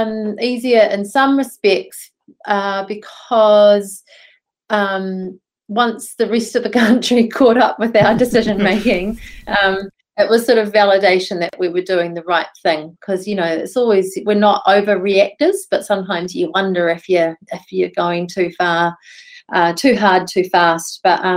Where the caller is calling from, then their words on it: Dunedin, Otago, New Zealand; I'm connecting in from Okoho in Dunedin.